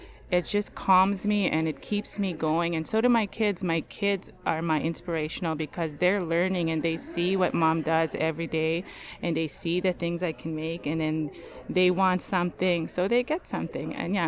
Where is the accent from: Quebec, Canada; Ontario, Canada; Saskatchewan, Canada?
Saskatchewan, Canada; Big River First Nation; now in Prince Albert, Canada; I am from Big River First Nations, but I reside in Prince Albert.